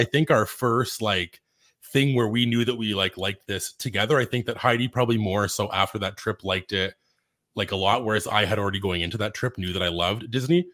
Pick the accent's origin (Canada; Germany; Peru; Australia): Canada; we're also Canadian